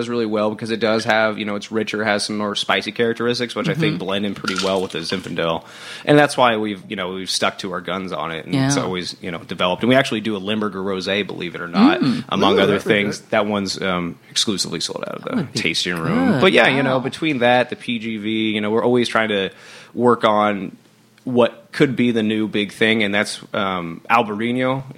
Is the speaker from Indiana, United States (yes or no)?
no; Yakima Valley, Washington, United States; born or raised there